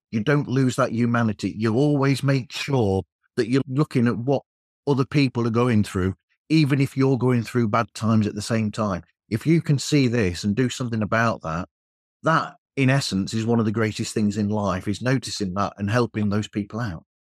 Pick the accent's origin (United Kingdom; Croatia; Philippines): United Kingdom; England; I'm English